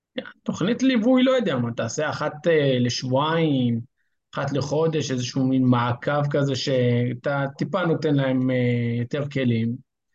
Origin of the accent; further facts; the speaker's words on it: Rosh HaAyin, Central District, Israel; אני ראש העין